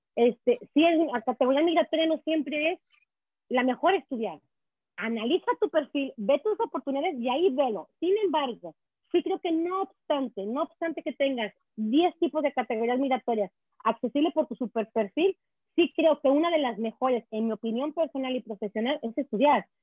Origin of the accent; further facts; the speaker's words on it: Mexico; now in Quebec, Canada; te traigo eh, aquí el águila mexicana plasmada en mi frente y muy orgullosa de serlo.